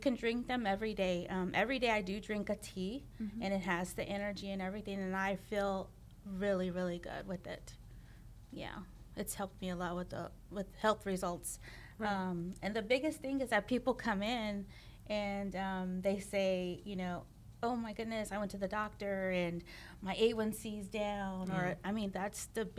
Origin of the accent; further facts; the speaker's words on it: Pearland, Texas, United States; also born or lived in Houston area; I grew up in Pearland